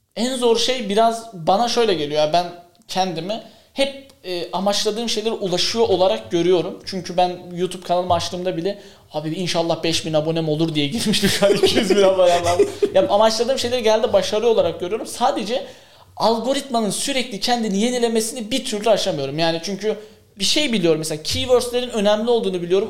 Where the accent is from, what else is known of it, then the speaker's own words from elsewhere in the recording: Kars, Kars Province, Turkey; ben Karslıyım. Ya Karslı bir aileden çıkmış olarak